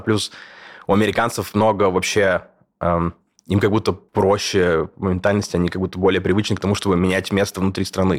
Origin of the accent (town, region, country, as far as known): Kursk, Kursk Oblast, Russia; born or raised there; moved away as an adult; also born or lived in Moscow, Russia; now in Berlin, Germany